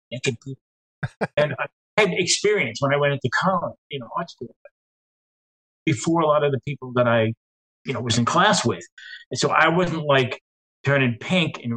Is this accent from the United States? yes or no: yes; New York City, New York, United States; I was actually born in Staten Island, which is the forgotten, the world of five boroughs of New York City. The southernmost point where everybody's family lived for like 100 years